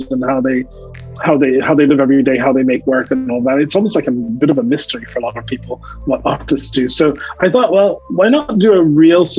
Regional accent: New York, United States; also born or lived in Caribbean; I moved from the Caribbean to the United States, to New York, where I grew up

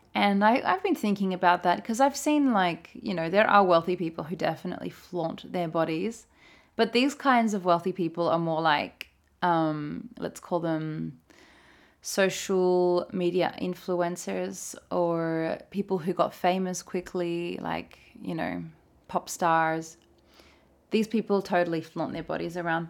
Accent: Australia; moved away as an adult; now in Norway; as an Australian

